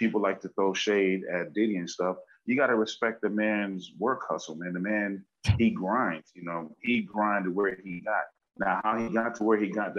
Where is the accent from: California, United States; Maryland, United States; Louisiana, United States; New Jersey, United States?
California, United States; Los Angeles; also born or lived in Bronx, New York / Brooklyn, New York / Belize; even though I was raised up out here, went to school out here